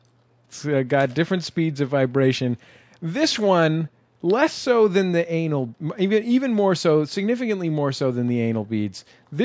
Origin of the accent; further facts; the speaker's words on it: San Francisco, California, United States; San Francisco, my hometown.